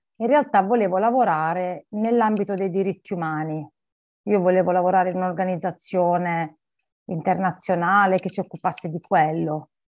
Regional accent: Barletta, Apulia, Italy; moved away as an adult; also born or lived in United Kingdom; now in Milan, Italy; io nasco in Italia, nasco in Puglia, sono di origini, sono di Barletta originaria, nasco lì

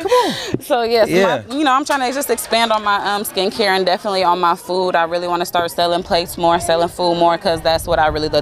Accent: Vallejo, California, United States; also born or lived in Los Angeles; I'm from Vallejo, Glen Cove, all

